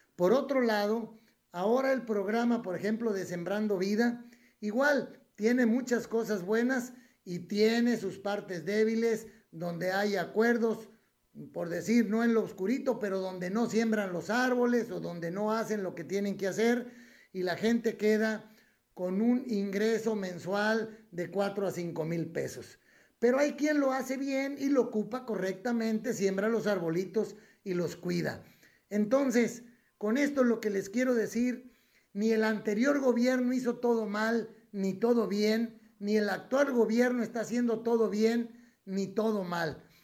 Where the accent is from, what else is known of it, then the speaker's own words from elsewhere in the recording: Mexico; como mexicanos